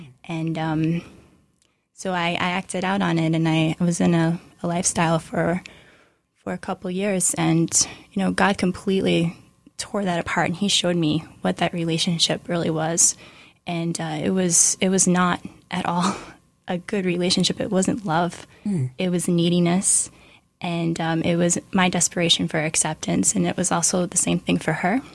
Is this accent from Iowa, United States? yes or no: yes; Iowa, United States; moved away as an adult; now in New York, United States; I'm actually from Iowa.